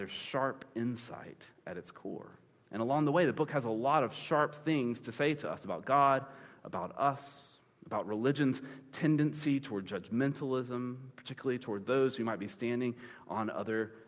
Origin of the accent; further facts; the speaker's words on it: Panama City, Florida, United States; I grew up in Panama City, Florida